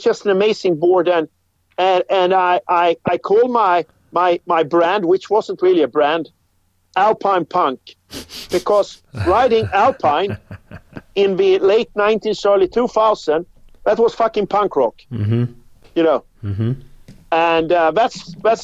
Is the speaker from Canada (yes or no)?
no; Gothenburg, Västra Götaland, Sweden; I grew up in Gothenburg, which is on the west coast of Sweden.